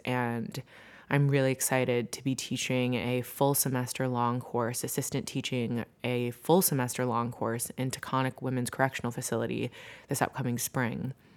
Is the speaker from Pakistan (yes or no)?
no; New Jersey, United States; moved away as an adult; now in Brooklyn, New York, United States; I'm originally from New Jersey